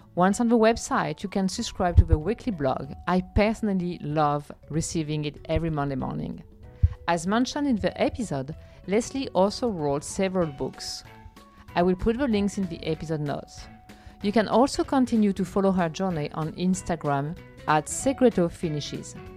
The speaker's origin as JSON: {"language": "English", "area": "Champagne", "region": "Grand Est", "country": "France", "tie": "born or raised there", "second_language": "English", "moved": "yes", "said": "I was born and was in Champagne"}